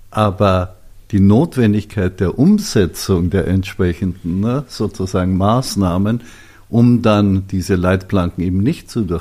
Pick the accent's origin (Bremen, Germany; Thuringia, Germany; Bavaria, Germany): Bavaria, Germany; Ja, darüber kann man noch streiten, als Bayer.